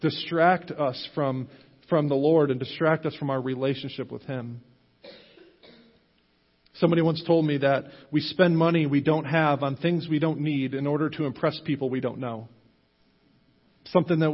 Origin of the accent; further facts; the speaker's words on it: United States; as American Christians